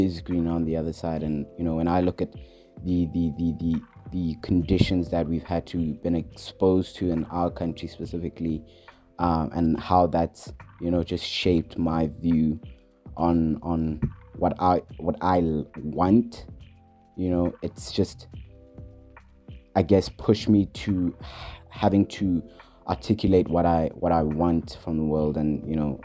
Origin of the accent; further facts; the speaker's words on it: Johannesburg, Gauteng, South Africa; I'm from Johannesburg.